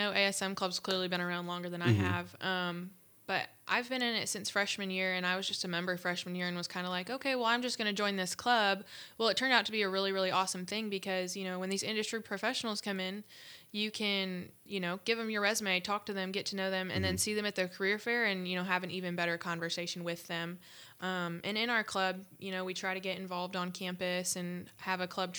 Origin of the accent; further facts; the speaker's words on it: Ohio, United States; So, like I said, I came from Ohio, and I came to Purdue knowing zero people, and that was so, so scary for me as a freshman